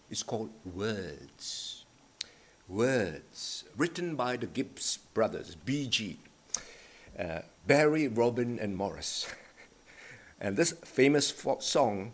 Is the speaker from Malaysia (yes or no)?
yes; Malaysia; now in Australia; Growing up in Malaysia